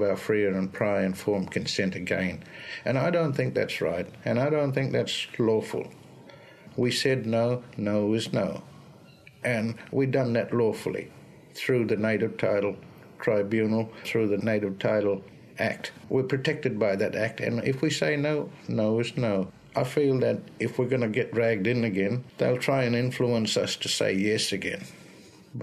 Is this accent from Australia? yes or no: yes; Broome, Western Australia, Australia; I'm from Broome. It's Yarrow country, 70 kilometres east of Broome